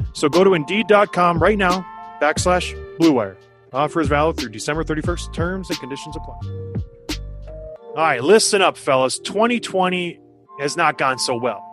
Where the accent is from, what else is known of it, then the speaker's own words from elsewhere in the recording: Canada; I'm Canadian.